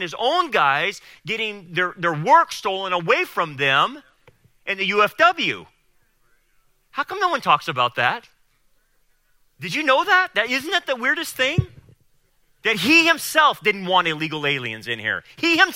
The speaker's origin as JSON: {"language": "English", "town": "Delano", "region": "California", "country": "United States", "tie": "born or raised there", "said": "I grew up in Delano"}